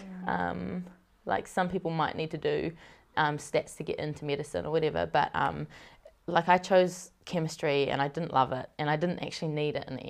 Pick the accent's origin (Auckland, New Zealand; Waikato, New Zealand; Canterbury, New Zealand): Auckland, New Zealand; Helensville; However, I grew up in Helensville, out west. So, way out west, out in the farmland.